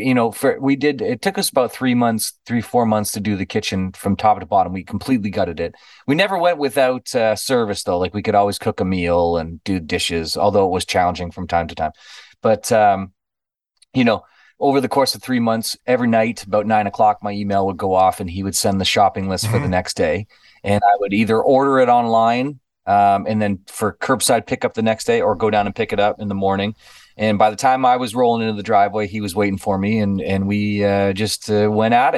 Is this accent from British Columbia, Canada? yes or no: no; Niagara Falls, Ontario, Canada; You know, I grew up in Niagara Falls.